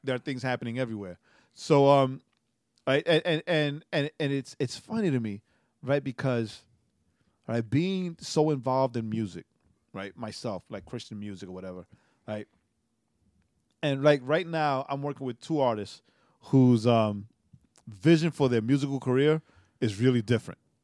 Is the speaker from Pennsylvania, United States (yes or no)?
no; New York, United States; as a New Yorker